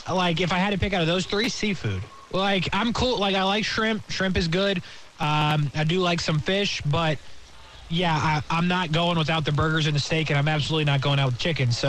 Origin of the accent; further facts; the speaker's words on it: Indiana, United States; I'm from Indiana.